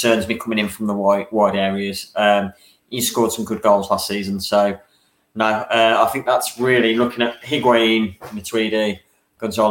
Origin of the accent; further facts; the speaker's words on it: England, United Kingdom; we're from England.